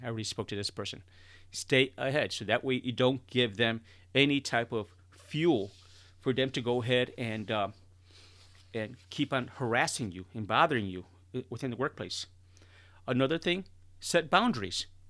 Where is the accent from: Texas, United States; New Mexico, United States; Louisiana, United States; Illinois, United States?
Illinois, United States; Chicago; I'm originally born and raised in Chicago, and I'm talking about the inner city of Chicago